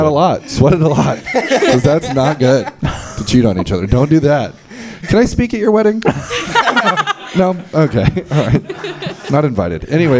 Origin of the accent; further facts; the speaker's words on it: Sweden; English is a second language; I'm from Sweden. We don't.